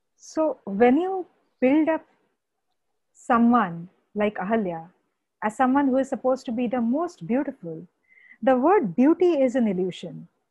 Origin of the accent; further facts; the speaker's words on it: West Bengal, India; I come from Bengal